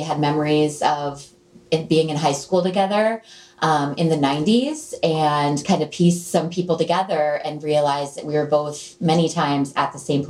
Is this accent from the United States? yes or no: yes; Sharon, Connecticut, United States; now in Cornwall, United States; having been born and raised in Sharon and only recently considered myself a Cornwall resident.